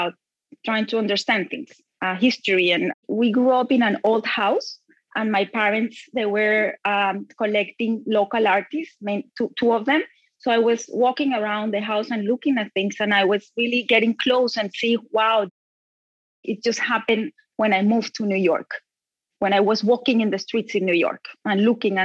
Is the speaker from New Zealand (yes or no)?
no; Bogota, Colombia; I grew up in Bogota, Colombia, in very difficult times